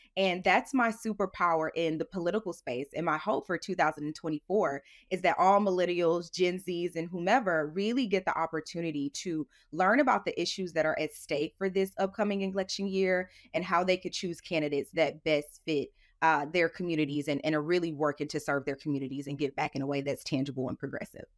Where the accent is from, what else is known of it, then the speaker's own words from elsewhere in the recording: St. Louis, Missouri, United States; moved away as an adult; also born or lived in Houston, Texas; growing up in Saint Louis, I grew up in a low income community